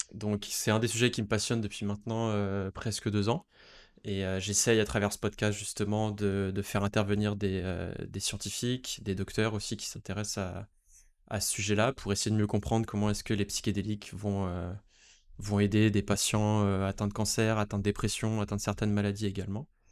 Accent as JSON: {"language": "French", "country": "France", "tie": "born or raised there", "said": "en tant que Français, euh, né en France"}